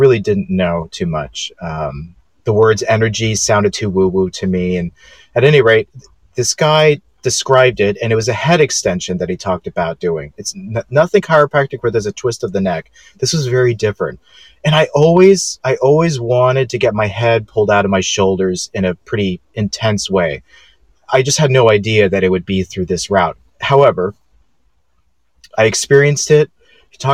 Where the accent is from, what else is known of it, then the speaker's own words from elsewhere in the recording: Los Angeles, California, United States; moved away as an adult; also born or lived in Chicago, Illinois; now in Franklin, United States; I am born and raised in West LA, right next door to Venice Beach, Santa Monica